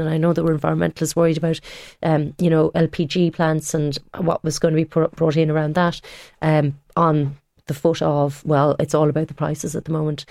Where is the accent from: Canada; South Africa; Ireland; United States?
Ireland; Tipperary, Munster; moved away; I am from Tipperary.